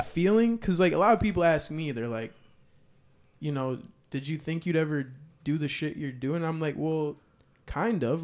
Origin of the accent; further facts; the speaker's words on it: Kenosha, Wisconsin, United States; I'm from Kenosha